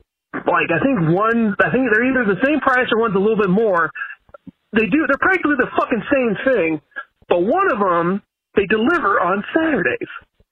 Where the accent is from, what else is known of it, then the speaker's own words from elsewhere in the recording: Southern California, United States; I'm from Southern California.